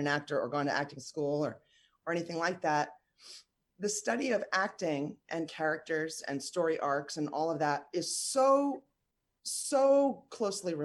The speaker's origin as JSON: {"language": "English", "region": "New York", "country": "United States", "tie": "born or raised there", "also_born_or_lived": "Lexington, Kentucky", "moved": "as an adult", "said": "I'm from New York. I grew up in New York, born and raised"}